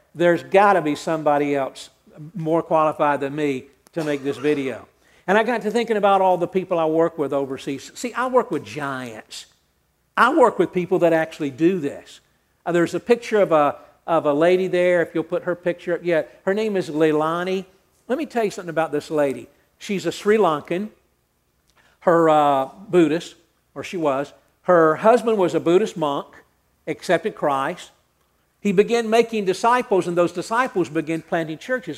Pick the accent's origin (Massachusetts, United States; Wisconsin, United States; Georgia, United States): Georgia, United States; Atlanta; I grew up hearing songs. I'm from Atlanta